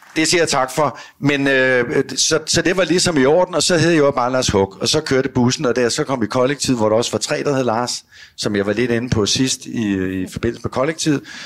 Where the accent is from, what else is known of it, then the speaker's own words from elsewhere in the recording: Virum, Capital Region of Denmark, Denmark; also born or lived in Copenhagen; Hjemme i Sorgenfri